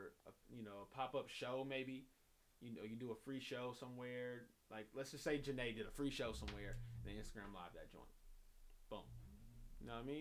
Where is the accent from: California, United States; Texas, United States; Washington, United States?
California, United States; Inglewood; Inglewood, my hometown